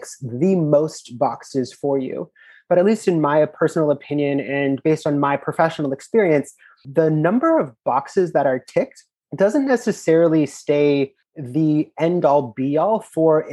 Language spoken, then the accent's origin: English; Los Angeles, California, United States; I'm originally from Los Angeles, California